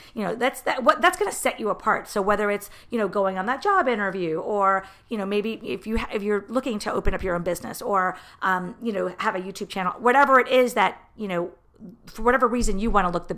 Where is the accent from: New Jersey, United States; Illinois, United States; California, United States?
New Jersey, United States; moved away; also born or lived in Miami, Florida; all my life, I'm from New Jersey